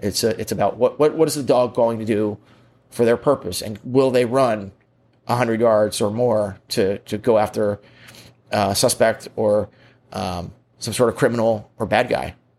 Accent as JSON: {"language": "English", "country": "United States", "said": "I'm an American"}